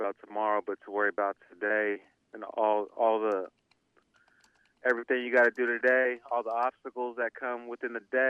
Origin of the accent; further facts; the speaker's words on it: Sacramento, California, United States; also born or lived in San Jose, California; I was born in San Jose, but I grew up in Sacramento